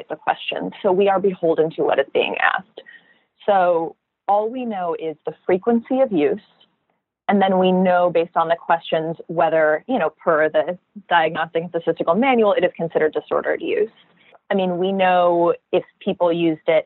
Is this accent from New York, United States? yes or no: no; California, United States; I'm from California